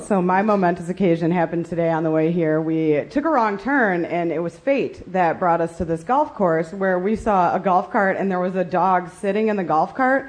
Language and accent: English; Chicago, Illinois, United States; now in San Diego, United States; I live in San Diego, but I'm from Chicago.